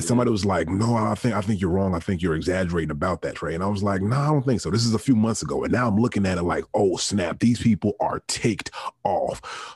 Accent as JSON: {"language": "English", "town": "Richmond", "region": "Virginia", "country": "United States", "tie": "born or raised there", "said": "growing up in Richmond, Virginia, the capital of the Confederacy"}